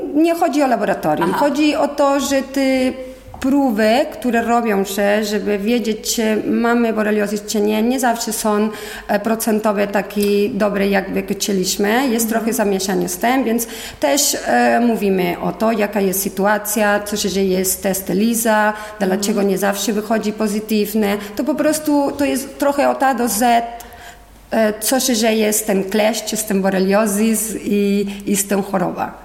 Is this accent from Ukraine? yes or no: no; Spain; Polish is a second language; moved away as an adult; now in Poland; Jestem Hiszpanka, mieszkam w Polsce już 20 lat